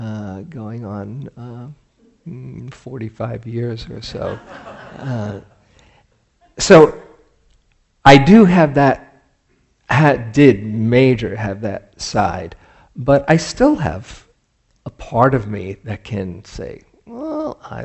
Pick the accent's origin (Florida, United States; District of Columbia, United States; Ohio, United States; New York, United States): New York, United States; I grew up in New York in 1969